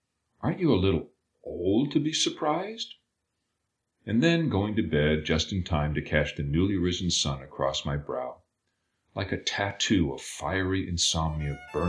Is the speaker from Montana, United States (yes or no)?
yes; Billings, Montana, United States; moved away as an adult; now in Chicago, United States; I grew up in Billings, Montana. In the wake of my undergraduate education, I fled to Chicago, forsaking my hometown